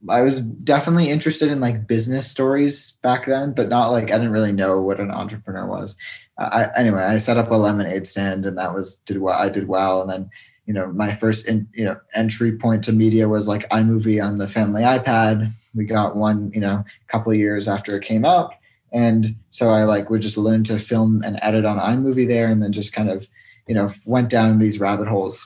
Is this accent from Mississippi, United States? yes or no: no; New York, United States; also born or lived in Toronto; I'm from Toronto, but I grew up in New York actually